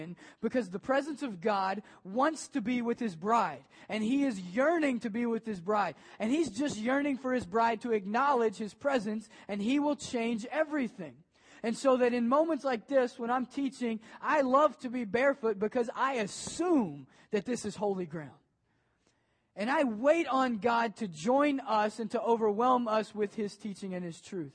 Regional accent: Maysville, Kentucky, United States; now in Ohio, United States; I grew up in Maysville, Kentucky

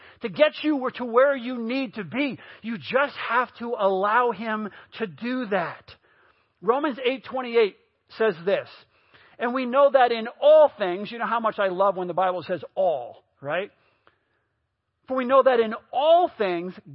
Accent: New York, United States; I grew up in New York

